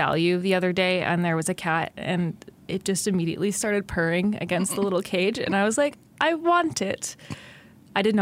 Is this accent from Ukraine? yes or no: no; Ottawa, Ontario, Canada; moved away as an adult; now in Quinte, Canada; I technically grew up in the suburbs in Kanata. I'm a Kanata girl